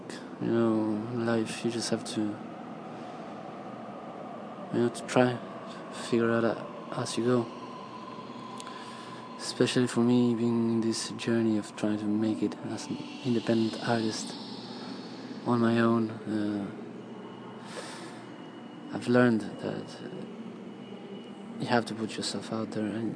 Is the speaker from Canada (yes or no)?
no; Argentina; moved away as an adult; now in Sydney, Australia; I am from Argentina, but I've been living the last year in Sydney.